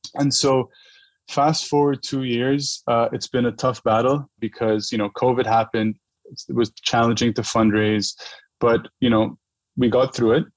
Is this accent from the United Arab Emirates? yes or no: yes; Dubai, United Arab Emirates; moved away as an adult; also born or lived in New York; I grew up in Dubai, and Dubai is a very brand driven culture